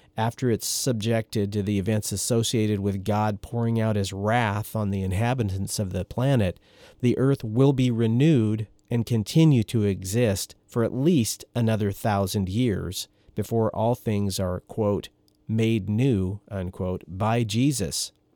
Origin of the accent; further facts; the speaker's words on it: Oregon, United States; moved away as an adult; also born or lived in Storm Lake, Iowa; where I grew up in Oregon